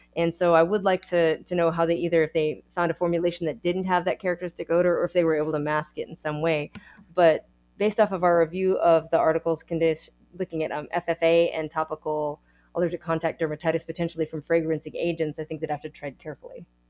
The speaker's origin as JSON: {"language": "English", "region": "Texas", "country": "United States", "said": "I am a Texan"}